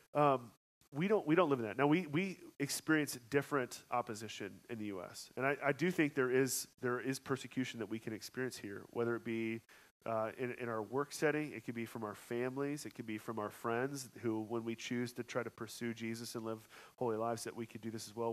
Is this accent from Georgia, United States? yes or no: yes; Georgia, United States; also born or lived in Colorado; now in Kansas City, United States; I'm from Georgia